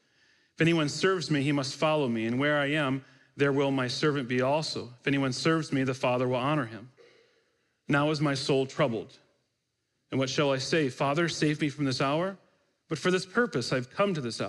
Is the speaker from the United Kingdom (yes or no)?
no; Michigan, United States; I grew up in Michigan, so my team was the Detroit Red Wings.